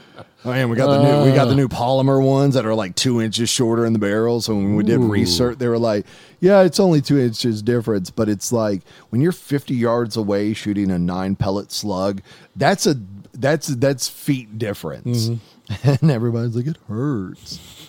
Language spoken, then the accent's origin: English; Alabama, United States; From Alabama.